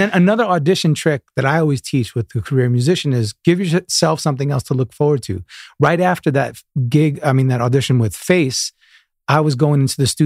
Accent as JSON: {"language": "English", "region": "New York", "country": "United States", "tie": "born or raised there", "lives_now": "Florida, United States", "said": "born and raised in New York, then moved down to Florida, moved back to New York, then moved back to Florida."}